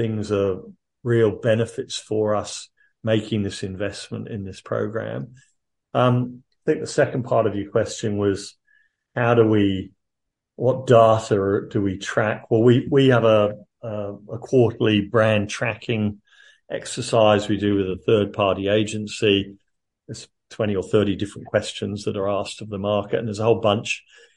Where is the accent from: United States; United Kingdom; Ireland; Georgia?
United Kingdom; moved away as an adult; now in Australia; I'm obviously not originally Australian, I'm originally a Brit